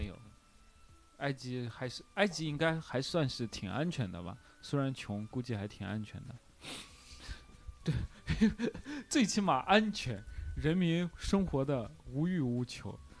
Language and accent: Chinese; China; 我们中国人